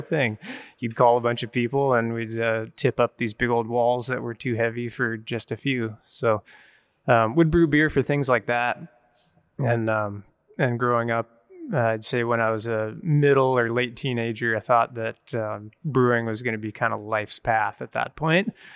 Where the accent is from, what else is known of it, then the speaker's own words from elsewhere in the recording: San Juan Islands, Pacific Northwest, Washington, United States; I was born up in the San Juan Islands in the Pacific Northwest